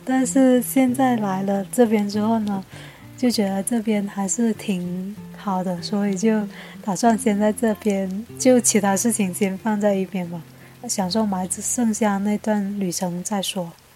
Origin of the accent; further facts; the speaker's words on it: Jiangmen, Guangdong, China; 我家乡是在江门的